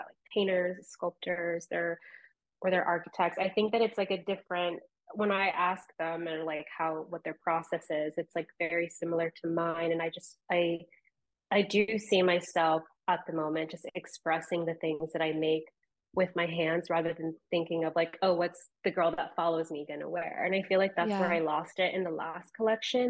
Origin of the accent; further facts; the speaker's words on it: Ventura, California, United States; also born or lived in Florida; now in New York, United States; I am from Ventura, California. I lived there for like majority of my childhood, and then we moved to Florida